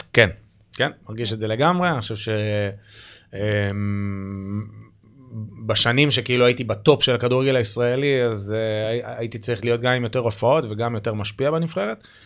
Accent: Givatayim, Tel Aviv District, Israel; גדלנו באותו אזור פחות או יותר, גבעתיים

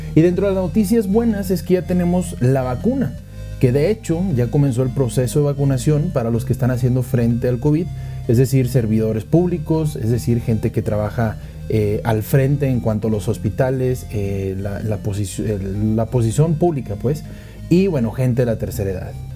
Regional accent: Monterrey, Nuevo León, Mexico; now in Mexico City, Mexico; yo soy de Monterrey, vivo en Ciudad de México

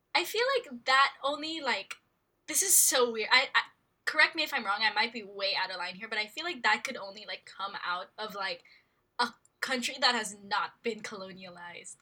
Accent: Philippines; born or raised there; also born or lived in United States

